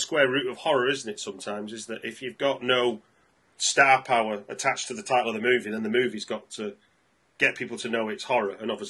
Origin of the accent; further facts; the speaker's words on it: the north of England, United Kingdom; accent: northern English; now in London, United Kingdom; the voice is definitely from the north of England, just like mine.